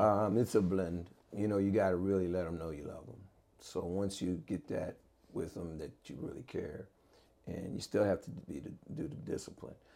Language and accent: English; Maryland, United States; moved away; I grew up in Maryland.